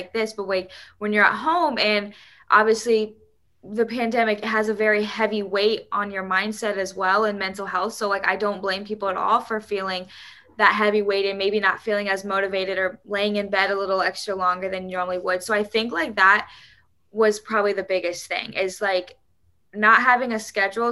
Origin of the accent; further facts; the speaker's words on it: Indiana, United States; growing up in Indiana, it's cold